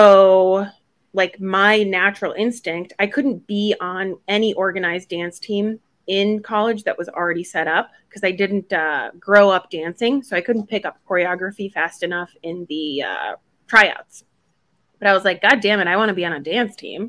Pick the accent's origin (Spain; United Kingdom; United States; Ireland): United States; Buffalo, New York; also born or lived in Gdańsk, Poland; still in second and third grade, I grew up in Buffalo, New York